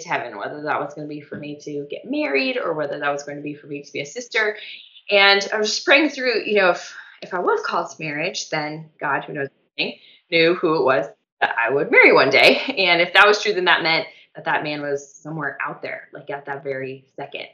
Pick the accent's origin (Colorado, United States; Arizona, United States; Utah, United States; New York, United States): Colorado, United States; moved away as an adult; also born or lived in Steubenville, Ohio; I'm originally from Colorado, so I'm home